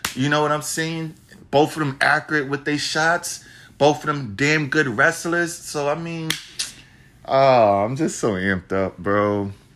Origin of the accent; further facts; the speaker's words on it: New York City, New York, United States; Madison Square Garden, my hometown, the city that never sleeps